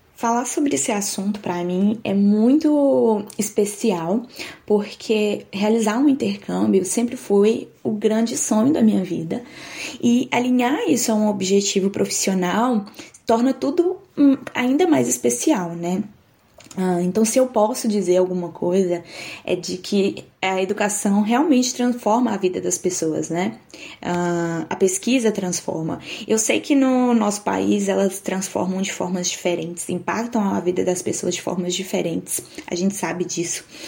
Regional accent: Nanuque, Minas Gerais, Brazil; moved away as an adult; also born or lived in Itapetinga, Bahia / São João del Rei, Minas Gerais; now in Geelong, Australia; nasci em Nanuque, Minas Gerais

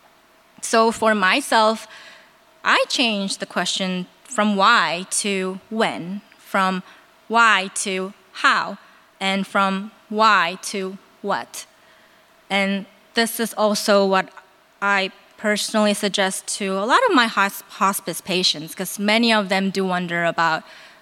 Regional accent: South Korea; moved away; I'm from Korea

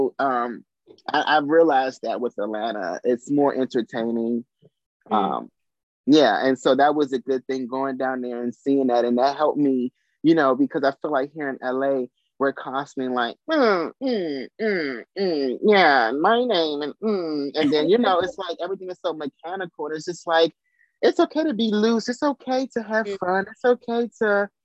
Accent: Trinidad & Tobago; moved away; I'm from Trinidad and Tobago

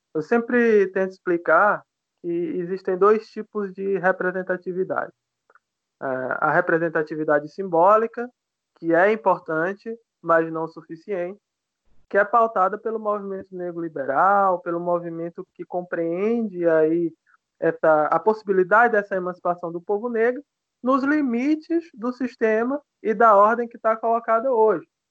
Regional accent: Piauí, Brazil; eu sou piauiense, né? Sou nordestino

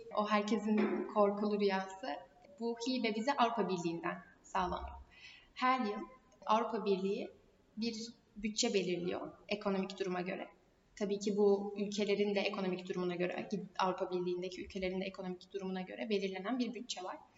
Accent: Turkey

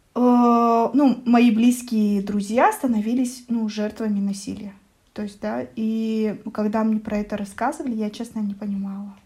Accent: Almaty, Kazakhstan; also born or lived in Astana, Kazakhstan; когда вернулась как раз в Алматы, а я четыре года училась в Астане

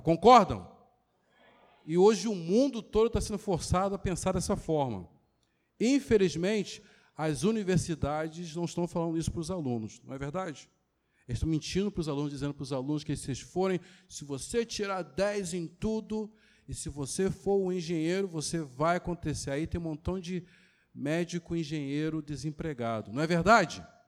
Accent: Duque de Caxias, Rio de Janeiro, Brazil; fui criado aqui em Caxias

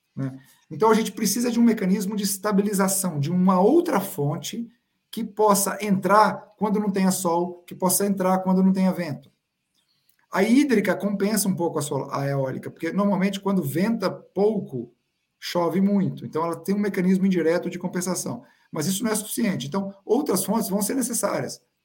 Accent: Brazil; como brasileiro

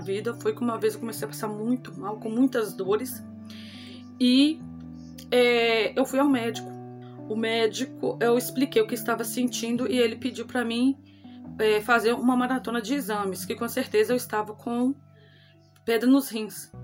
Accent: Acaiaca, Minas Gerais, Brazil; eu tenho 31 anos e sou da cidade de Acaiaca, Minas Gerais.

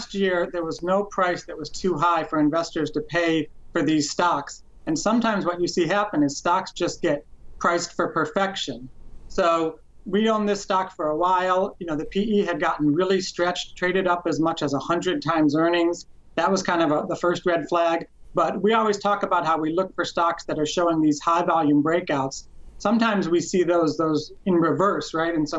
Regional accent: Cleveland, Ohio, United States; I'm actually from Cleveland

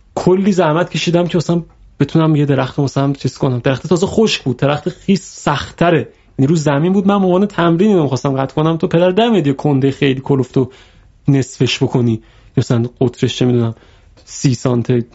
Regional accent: Iran

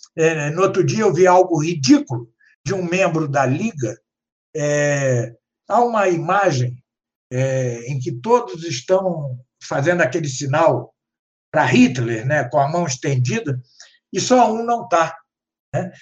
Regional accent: Brazil; nós que somos brasileiros

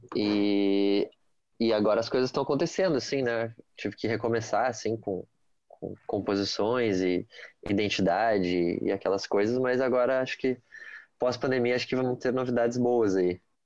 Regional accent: Porto Alegre, Rio Grande do Sul, Brazil; sou aqui de Porto, Porto Alegre

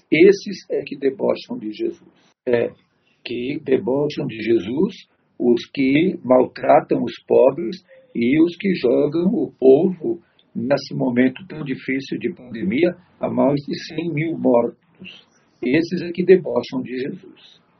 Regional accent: São Paulo, Brazil; also born or lived in Tatuapé, São Paulo; eu nasci aqui no Belém mesmo, no bairro do Belém

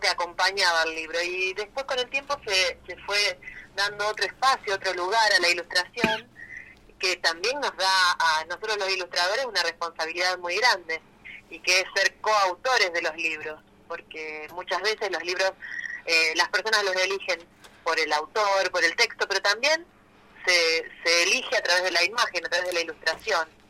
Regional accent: Rosario, Santa Fe, Argentina; yo soy de Rosario

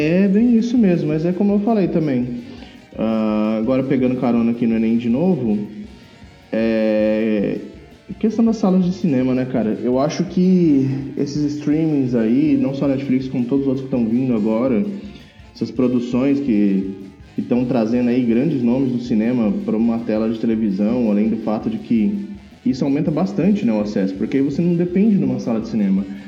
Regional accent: Pereira Barreto, São Paulo, Brazil; moved away; lá na minha cidade natal, em Pereira Barreto

